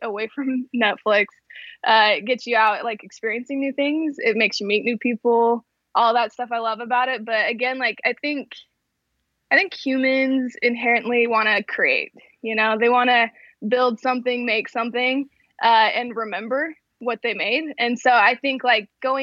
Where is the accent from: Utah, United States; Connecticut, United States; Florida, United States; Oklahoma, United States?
Utah, United States; West Mountain; also born or lived in Arizona; So originally I'm from Utah, so grew up in Utah.